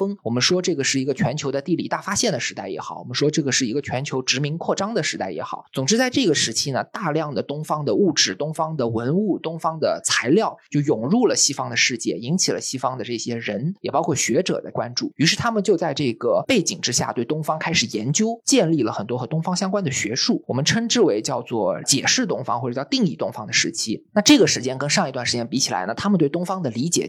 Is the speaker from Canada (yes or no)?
no; China; 我们是土生土长的中国人，